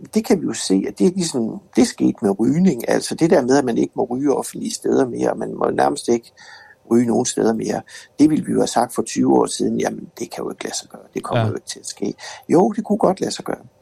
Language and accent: Danish; West Jutland, Denmark; vi er fra Vestjylland alle sammen